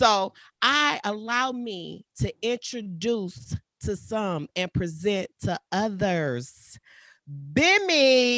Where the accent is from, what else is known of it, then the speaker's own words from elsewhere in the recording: Detroit, Michigan, United States; I'm from Detroit.